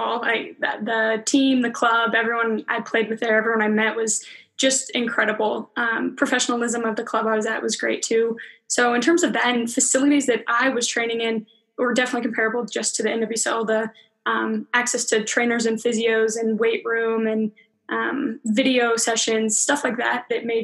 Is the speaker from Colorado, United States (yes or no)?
yes; Littleton, Colorado, United States; I grew up in Littleton, Colorado. Played here my whole life